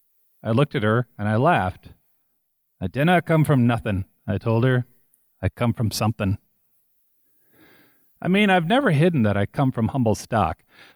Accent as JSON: {"language": "English", "region": "Scotland", "country": "United Kingdom", "said": "I come from the working class, and most of all, I come from Scotland."}